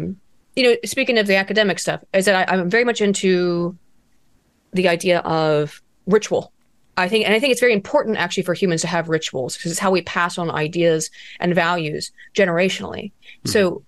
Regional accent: West Virginia, United States; who was born a couple hollers over from me, where I grew up in West Virginia.

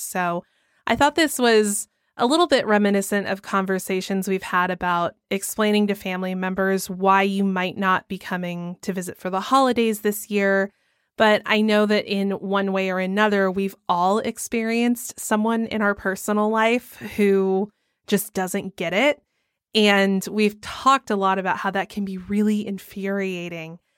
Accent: Georgia, United States; I'm from Georgia

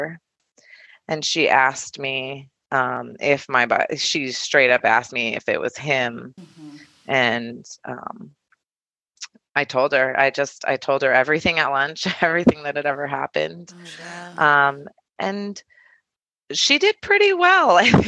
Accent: Tucson, Arizona, United States; I ended up moving back to Tucson

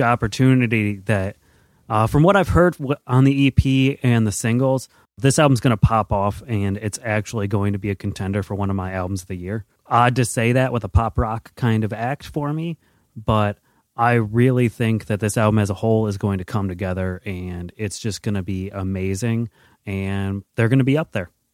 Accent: United States; as an American

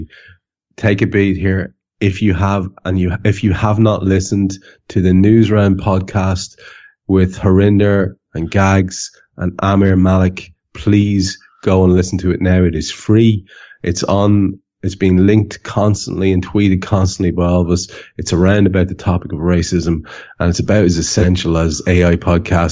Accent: Ireland; I'm Irish

